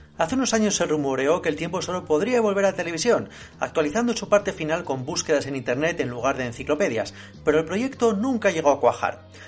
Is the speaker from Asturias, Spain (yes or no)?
yes; Asturias, Spain; Como asturiano de nacimiento que soy